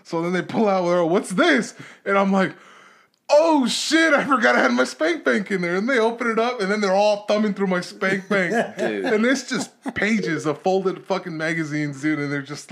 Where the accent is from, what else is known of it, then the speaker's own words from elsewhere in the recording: Los Angeles, California, United States; moved away as an adult; now in Texas, United States; I born and raised there 27 years